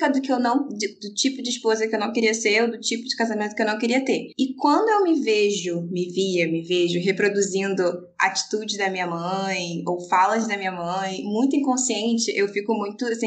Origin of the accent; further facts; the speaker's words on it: Rio de Janeiro, Brazil; tenho 29 anos, sou do Rio de Janeiro